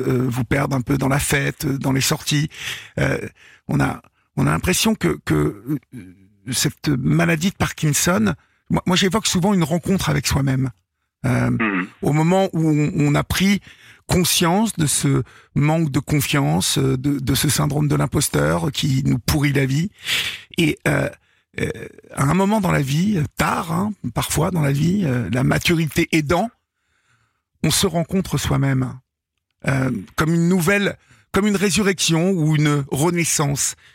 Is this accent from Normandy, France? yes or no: yes; Évreux, Normandy, France; Bah oui. voilà. Je suis d'Evreux, donc.